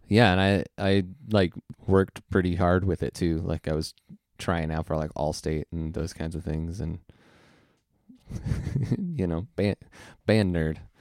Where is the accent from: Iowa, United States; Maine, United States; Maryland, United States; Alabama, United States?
Iowa, United States; also born or lived in San Jose, California; we moved to Iowa when I was one. So I'm not really, like, from there. I was just born there